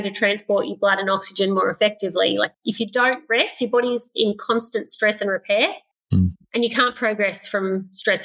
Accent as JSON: {"language": "English", "region": "Queensland", "country": "Australia", "tie": "born or raised there", "also_born_or_lived": "Inglewood, Queensland / Gympie, Queensland / Brisbane, Queensland", "said": "I grew up rurally, so I guess a lot of that is running around outside. So I was born in Inglewood, which is probably 3 hours west of here, about 900 people in the town. So nearly everyone were sheep farmers. Moved to Gympie"}